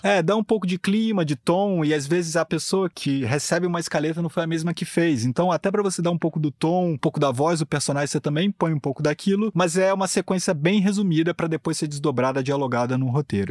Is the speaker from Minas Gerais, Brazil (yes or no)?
no; Rio de Janeiro, Brazil; sou carioca